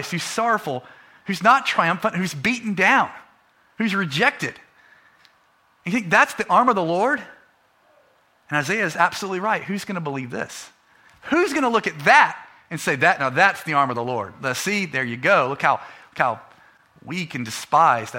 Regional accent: United States; we're American

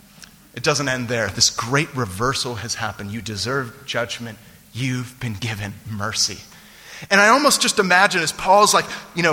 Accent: San Francisco Bay Area, California, United States; born or raised there; moved away

